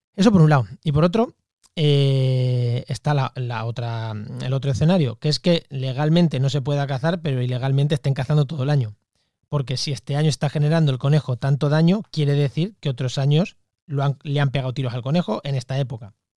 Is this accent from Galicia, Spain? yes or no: no; Munera, Castilla-La Mancha, Spain; yo soy de un pueblo de Castilla-La Mancha, de Albacete, se llama Munera